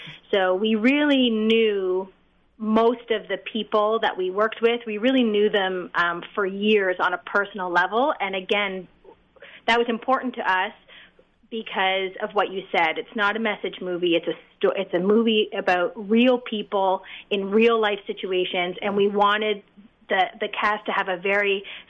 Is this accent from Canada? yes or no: yes; Canada; I am Canadian, yes. I did go to USC, so I am a Trojan. but I'm Canadian, and everyone in the cast is Canadian.